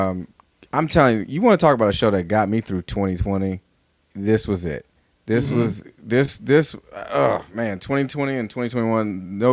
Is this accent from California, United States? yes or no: yes; California, United States; And I'm from California, so I'm a California king.